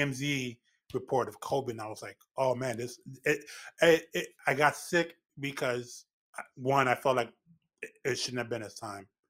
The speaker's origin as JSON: {"language": "English", "town": "New York City", "region": "New York", "country": "United States", "tie": "born or raised there", "lives_now": "Westchester County, United States", "said": "I'm born and raised in the Bronx"}